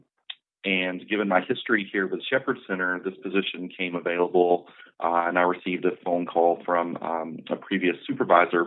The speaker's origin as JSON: {"language": "English", "region": "Northeast Georgia", "country": "United States", "also_born_or_lived": "Atlanta, Georgia", "moved": "as an adult", "said": "I'm originally from Northeast Georgia. I relocated to Atlanta, Georgia"}